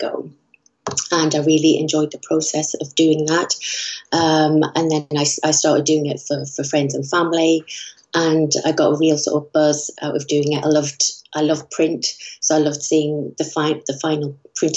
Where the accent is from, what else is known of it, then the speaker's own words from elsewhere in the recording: Newcastle upon Tyne, North East England, United Kingdom; moved away as an adult; also born or lived in London; now in Tunbridge Wells, United Kingdom; I'm originally from Newcastle. I moved down to London 22 years ago